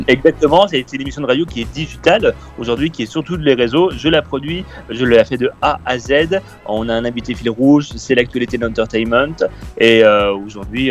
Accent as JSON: {"language": "French", "town": "Épinal", "region": "Grand Est", "country": "France", "tie": "born or raised there", "moved": "as an adult", "lives_now": "Paris, France", "said": "je suis né à Épinal et j'ai un peu grandi dans les Vosges"}